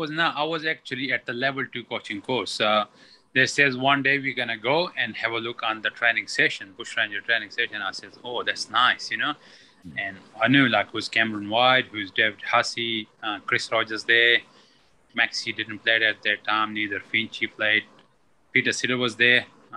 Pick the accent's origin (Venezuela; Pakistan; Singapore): Pakistan; I came from Pakistan and no training whatsoever, no cricket.